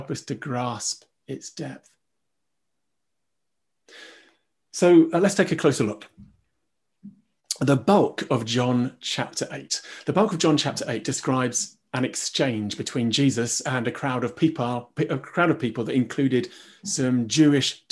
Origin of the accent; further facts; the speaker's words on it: United Kingdom; we're British